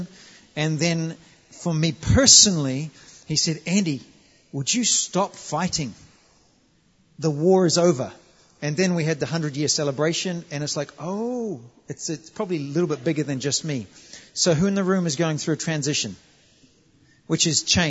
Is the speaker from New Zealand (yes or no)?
yes; New Zealand; moved away as an adult; I'm from New Zealand. We're part of the colonies